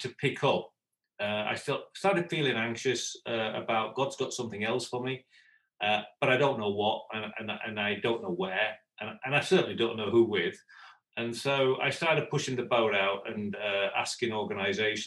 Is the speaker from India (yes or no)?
no; United Kingdom; moved away as an adult; also born or lived in Brazil; I'm Brit